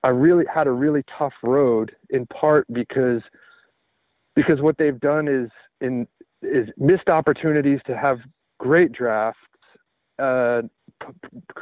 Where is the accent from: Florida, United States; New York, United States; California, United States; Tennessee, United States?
Tennessee, United States; I grew up in Tennessee